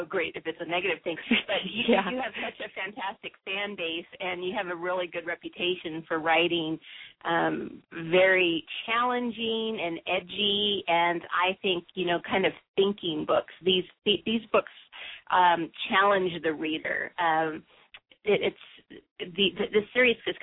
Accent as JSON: {"language": "English", "region": "Southern California", "country": "United States", "said": "I'm from Southern California"}